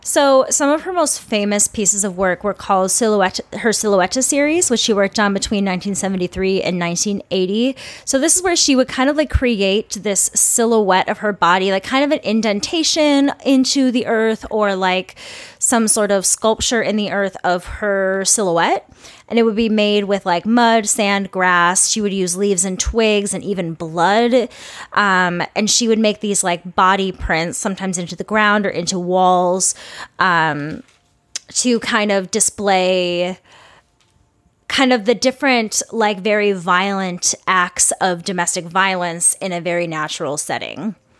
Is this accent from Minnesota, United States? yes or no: yes; Minnesota, United States; I'm a Minnesotan